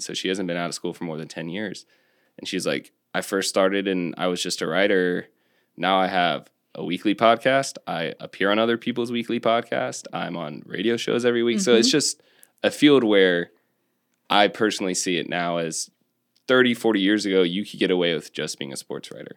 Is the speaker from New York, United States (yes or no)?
no; North Carolina, United States; 40 minutes from my hometown